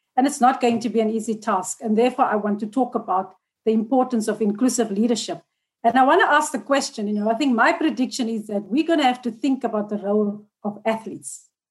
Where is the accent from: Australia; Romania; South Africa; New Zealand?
South Africa; as a South African public